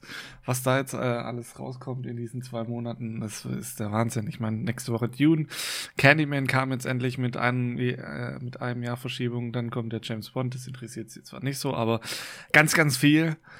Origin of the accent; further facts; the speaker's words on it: Germany; bei uns in Deutschland